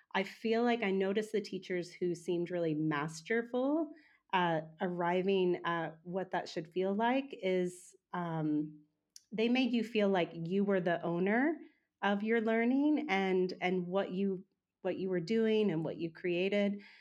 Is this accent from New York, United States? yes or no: no; Oklahoma, United States; moved away; also born or lived in Wagoner; I was born and raised in Oklahoma, um, so I've been in Oklahoma most of my life, or for the first half of my life.